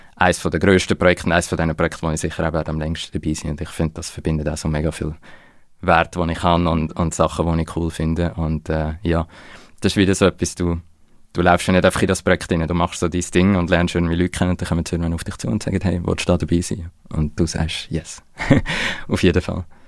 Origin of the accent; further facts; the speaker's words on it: Switzerland; wir haben als Schweizer